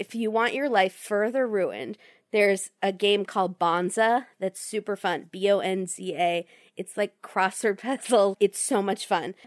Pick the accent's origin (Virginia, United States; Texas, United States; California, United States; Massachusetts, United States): Virginia, United States; I grew up in Virginia